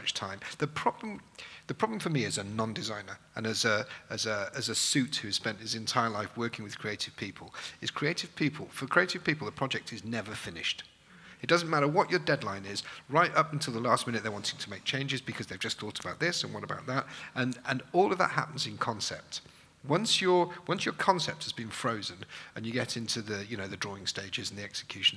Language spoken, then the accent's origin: English; Manchester, North West England, United Kingdom; I'm from Manchester